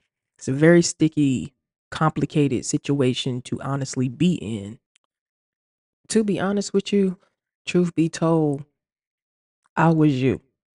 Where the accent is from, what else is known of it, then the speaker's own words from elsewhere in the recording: Deep South, United States; I was born and raised in the Deep South to parents that are Bible-toting Christians who are preachers. We live in a town with about 2,000 people, so everyone knew everything about everybody.